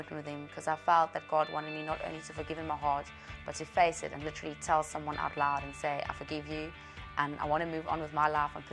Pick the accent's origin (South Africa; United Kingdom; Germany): South Africa; I'm from South Africa